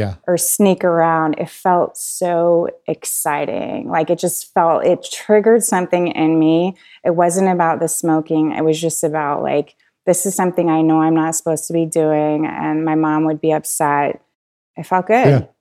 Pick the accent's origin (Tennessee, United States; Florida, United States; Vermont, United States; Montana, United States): Vermont, United States; central; also born or lived in Colorado; now in Asheville, United States; I was born in the Green Mountains of Vermont